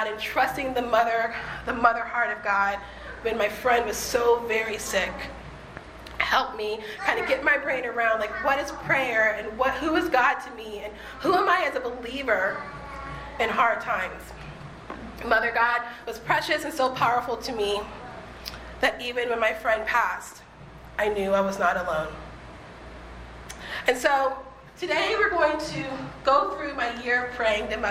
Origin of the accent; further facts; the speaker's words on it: the South, United States; also born or lived in Boston / Los Angeles; now in Pasadena, United States; I am from the South, and I am from a deeply evangelical tradition